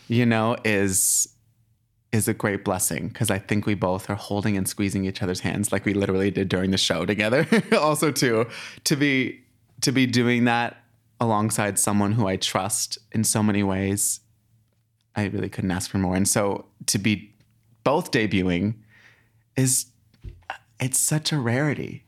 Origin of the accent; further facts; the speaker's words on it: Abilene, Texas, United States; moved away; I was born in Abilene, Texas, a tiny little town in Texas